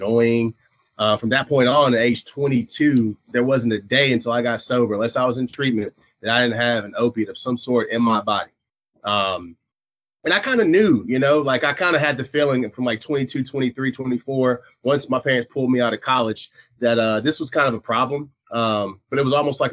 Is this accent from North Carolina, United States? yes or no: yes; eastern North Carolina, United States; I'm from East North Carolina